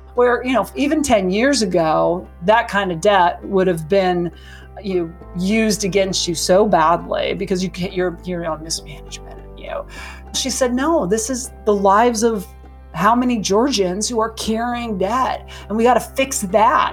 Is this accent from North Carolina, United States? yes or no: no; Montana, United States; I'm from Montana